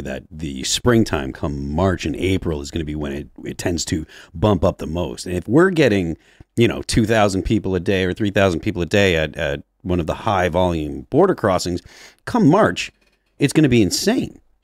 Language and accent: English; New Hampshire, United States; also born or lived in Massachusetts; I'm from New Hampshire